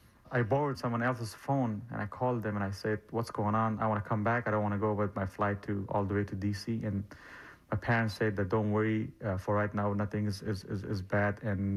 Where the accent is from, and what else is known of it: Afghanistan; moved away as an adult; now in United States